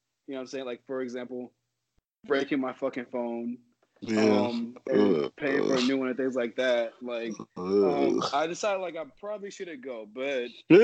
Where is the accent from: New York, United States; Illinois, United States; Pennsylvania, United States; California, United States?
Illinois, United States; Chicago; now in Boston, United States; I'm from Chicago